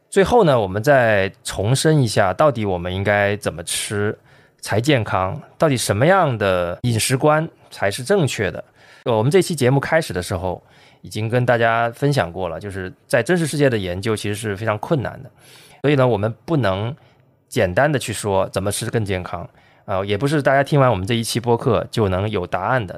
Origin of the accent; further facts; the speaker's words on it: China; 我们中国人喜欢吃的糖炒栗子